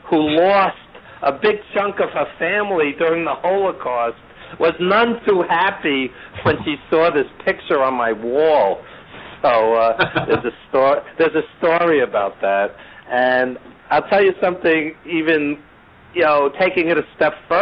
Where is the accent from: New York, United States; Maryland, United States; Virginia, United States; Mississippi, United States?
New York, United States; New York City; born or raised there